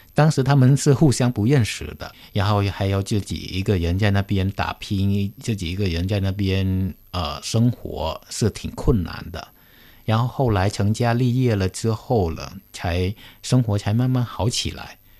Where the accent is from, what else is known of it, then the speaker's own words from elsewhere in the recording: Cambodia; moved away as an adult; now in Beijing, China; 我是来自柬埔寨的